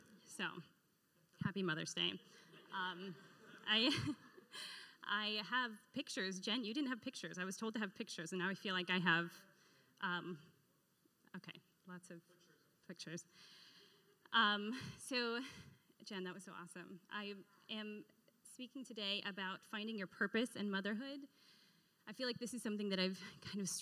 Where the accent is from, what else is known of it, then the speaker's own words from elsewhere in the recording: the Northwest, Pacific Northwest, United States; now in Florida, United States; I grew up in the Northwest